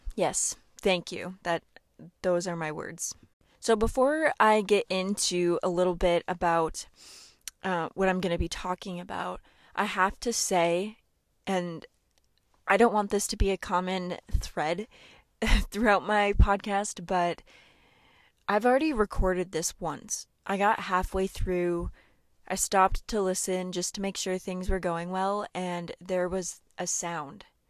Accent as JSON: {"language": "English", "area": "Seward", "region": "Minnesota", "country": "United States", "tie": "born or raised there", "said": "my hometown of Seward."}